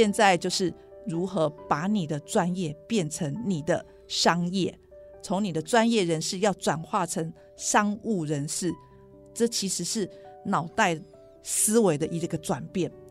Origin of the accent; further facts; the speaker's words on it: Taiwan; 我还想做的一件事就是改变我们台湾人买保健食品的方法。